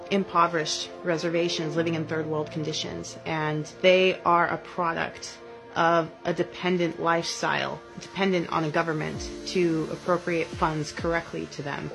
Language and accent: English; Bishop, California, United States; I was born in Bishop, California